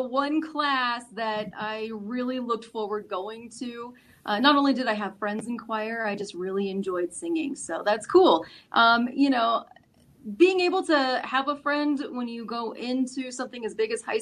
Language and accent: English; Castle Rock, Colorado, United States; growing up in Castle Rock, everybody just went to the same school